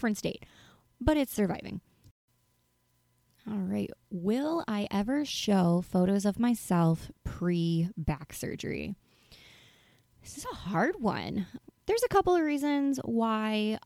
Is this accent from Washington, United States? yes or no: no; North Carolina, United States; moved away; I'm originally from North Carolina